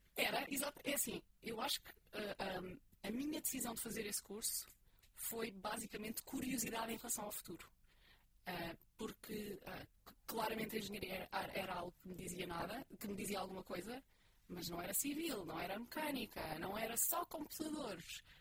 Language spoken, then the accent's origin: Portuguese; Portugal; somos portugueses